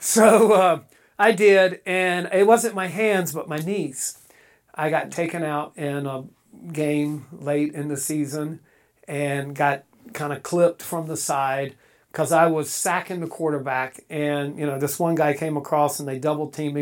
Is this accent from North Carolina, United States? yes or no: yes; eastern North Carolina, United States; moved away; also born or lived in Cincinnati area; I grew up in eastern North Carolina